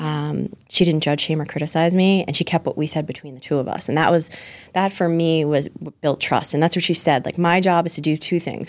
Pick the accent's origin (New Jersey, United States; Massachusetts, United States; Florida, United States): Massachusetts, United States; Pembroke; also born or lived in Scituate, Massachusetts; I was born and raised in Pembroke, Massachusetts.